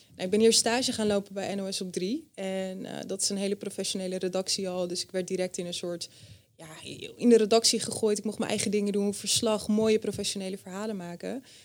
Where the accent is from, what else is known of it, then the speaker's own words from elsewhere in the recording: Friesland, Netherlands; moved away; Ik ben opgegroeid in Friesland bij mijn ouders